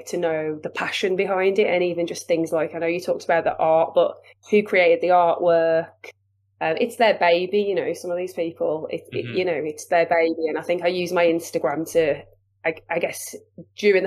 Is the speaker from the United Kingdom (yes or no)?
yes; Wolverhampton, West Midlands, United Kingdom; accent: Wolverhampton/Black Country